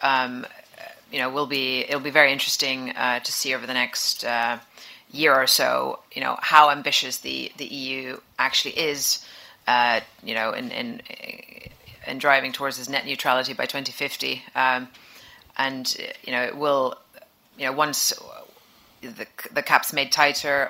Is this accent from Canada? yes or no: no; Finland; I'm from Finland